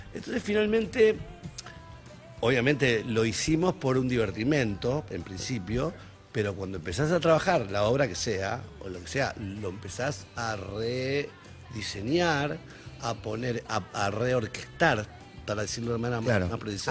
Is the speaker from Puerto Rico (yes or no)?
no; Rosario, Santa Fe, Argentina; soy rosarino